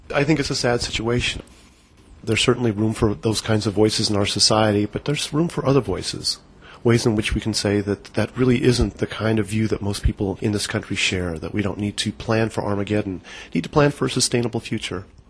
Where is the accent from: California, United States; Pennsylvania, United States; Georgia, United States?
California, United States; Berkeley; now in Eau Claire, United States; Born and raised in Berkeley, California